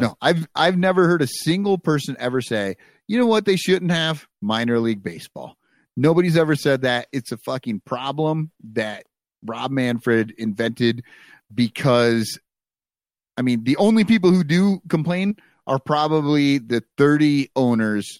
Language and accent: English; United States; They were in my hometown